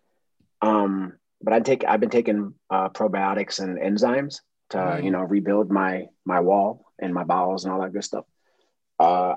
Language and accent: English; Massachusetts, United States; I'm from Massachusetts